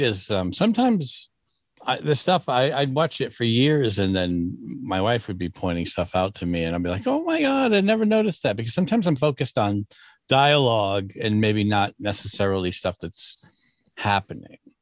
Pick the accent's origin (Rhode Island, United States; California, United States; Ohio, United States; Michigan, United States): Rhode Island, United States; moved away as an adult; now in Massachusetts, United States; I live in Massachusetts, born and raised in Rhode Island